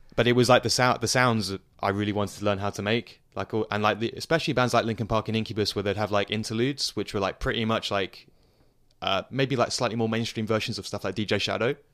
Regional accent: Surrey, suburbs of London, South East England, United Kingdom; moved away as an adult; now in Leicester, United Kingdom; I grew up in, uh, the suburbs of London. I lived in London, well, me and my family lived in London for a few years, and then we moved to the suburbs when I was, like, seven. So, to Surrey, which is the county just south of London.

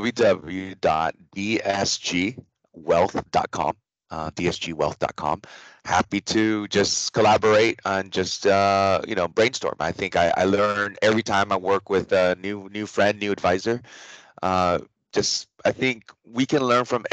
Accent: United States; also born or lived in Taiwan; I grew up in the United States. So I've been here 39 years.

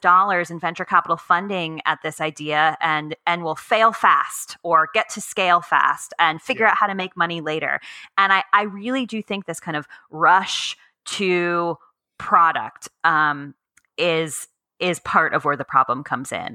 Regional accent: United States; I'm American

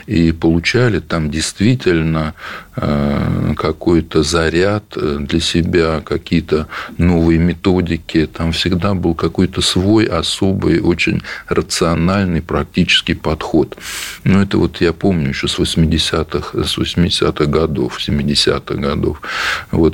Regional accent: Oryol Oblast, Russia; я из Орловской области

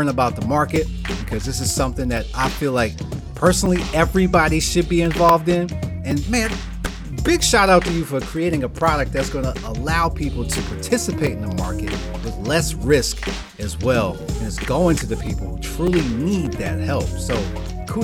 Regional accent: New York City, New York, United States; I'm a full-blooded New Yorker, right? I was there. You know, I'm from Brooklyn.

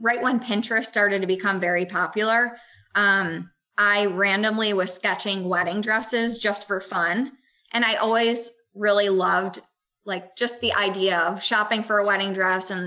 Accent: Buffalo, New York, United States; moved away; I'm from Buffalo originally.

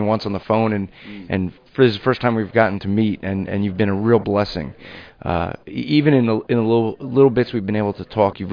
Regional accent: New Jersey, United States; I'm from Jersey

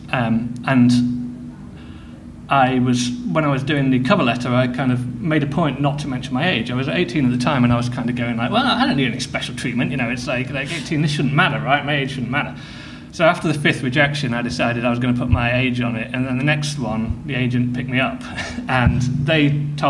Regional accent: Midlands, United Kingdom; I grew up in the Midlands, in the middle of nowhere

